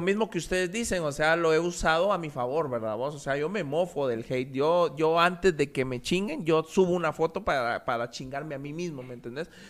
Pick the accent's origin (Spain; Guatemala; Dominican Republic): Guatemala; Mixco, Guatemala Department; mi pueblo es así, Misco es así